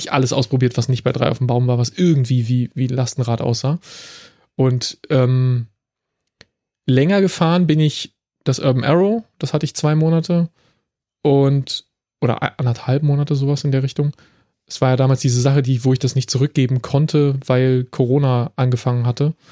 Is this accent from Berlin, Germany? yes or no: yes; Berlin, Germany; now in Frankfurt, Germany; obwohl ich aus Berlin bin